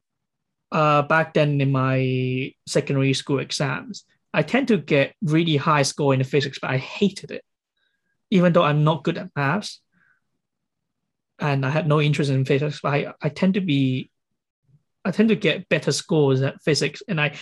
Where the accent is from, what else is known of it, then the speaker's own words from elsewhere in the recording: England, United Kingdom; So that's where I'll be like, I'm a Brit. I'm English.